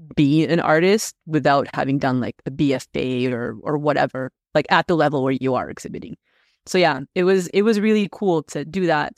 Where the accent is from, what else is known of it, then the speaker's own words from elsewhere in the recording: Moscow, Russia; first language Russian; English is a second language; now in Canada; I was born in Moscow, so I'm Russian.